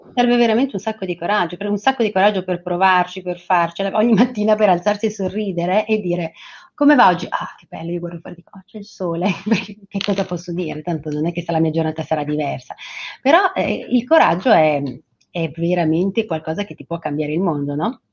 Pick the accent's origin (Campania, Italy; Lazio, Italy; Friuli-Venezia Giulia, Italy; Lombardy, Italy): Lombardy, Italy; Franciacorta; Io vengo dalla Francia corta